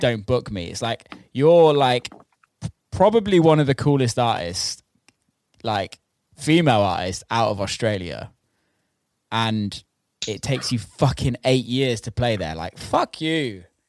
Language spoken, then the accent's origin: English; England, United Kingdom; I'm from England, and English people party